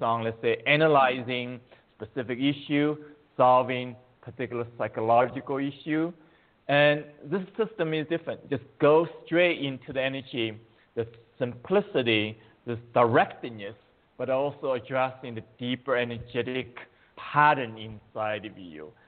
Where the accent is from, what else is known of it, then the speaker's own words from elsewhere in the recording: China; moved away as an adult; now in United States; I was born in China, and but uh, I came to U.S. 35 years ago as a graduate student in mathematics